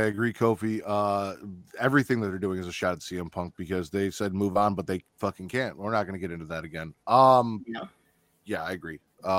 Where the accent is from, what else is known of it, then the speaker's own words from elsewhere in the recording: Chicago, Illinois, United States; I'm from Chicago.